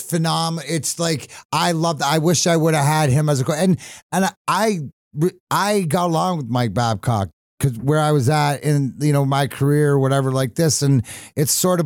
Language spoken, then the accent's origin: English; Burnaby, British Columbia, Canada; now in Michigan, United States; I was born in Burnaby